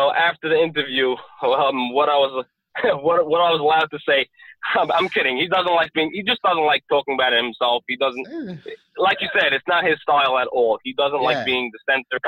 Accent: New York City, New York, United States; now in New Jersey, United States; I'm American. I'm born and raised in Brooklyn, New York

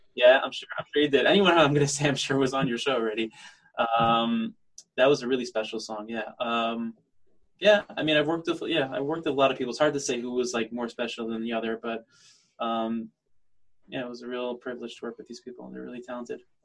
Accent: United States; now in Israel; I'm living in Israel as an American singer

